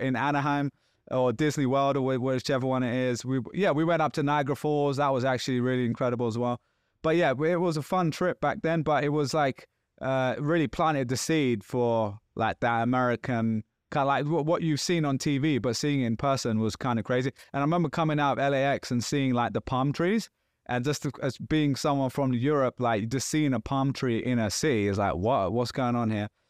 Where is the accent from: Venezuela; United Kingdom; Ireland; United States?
United Kingdom; London; I'm from London